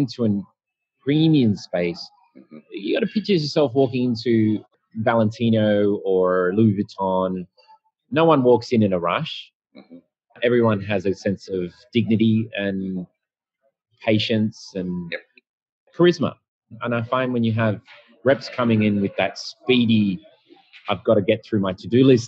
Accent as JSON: {"language": "English", "town": "Sydney", "region": "New South Wales", "country": "Australia", "said": "I'm from Australia, Sydney"}